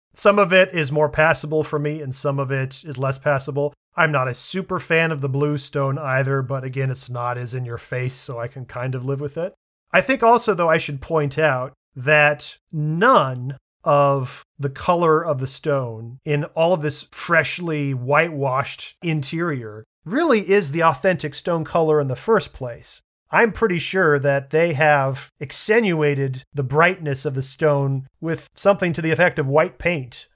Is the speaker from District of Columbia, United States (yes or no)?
yes; Washington, District of Columbia, United States; my hometown, the Washington National Cathedral